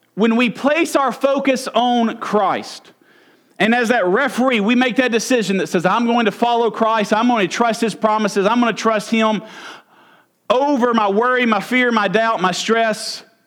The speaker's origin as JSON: {"language": "English", "region": "Mississippi", "country": "United States", "said": "I'm from Mississippi."}